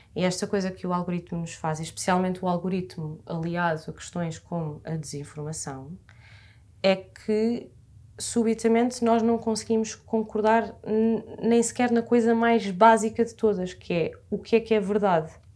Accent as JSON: {"language": "Portuguese", "town": "Massamá", "region": "Lisbon", "country": "Portugal", "said": "tenho 24 anos, sou de Massamá"}